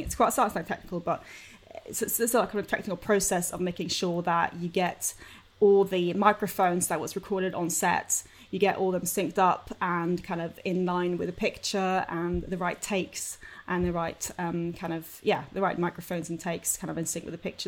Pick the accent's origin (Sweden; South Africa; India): Sweden; moved away as an adult; also born or lived in London; I'm from Sweden originally. I came over in two thousand and one to study